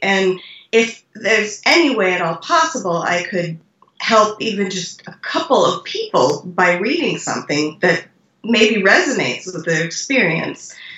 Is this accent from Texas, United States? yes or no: no; North Dakota, United States; now in Iowa, United States; communities where I grew up in North Dakota